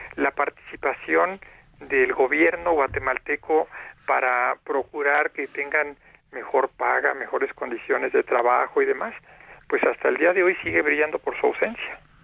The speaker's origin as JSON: {"language": "Spanish", "country": "Mexico", "said": "los mexicanos"}